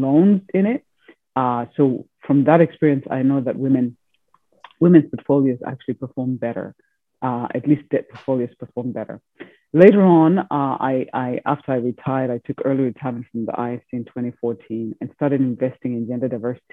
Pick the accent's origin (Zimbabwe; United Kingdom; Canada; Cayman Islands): Zimbabwe; moved away; also born or lived in Europe / United States; I was born in Zimbabwe, educated in Europe, and then finally in the United States.